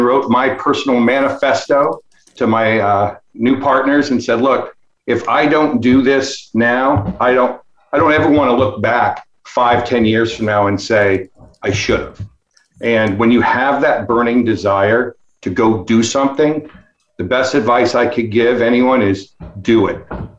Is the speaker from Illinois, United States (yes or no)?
yes; Chicago, Illinois, United States; moved away as an adult; also born or lived in Bay Area, California; now in Austin, United States; So based here in Austin, Texas, though you see Chicago behind me, that's my hometown.